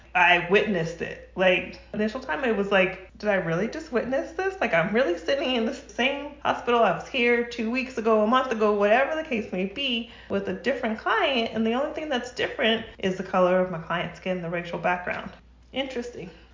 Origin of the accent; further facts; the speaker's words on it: New Mexico, United States; now in Rancho Cucamonga, United States; I'm originally from New Mexico. I'm not a California native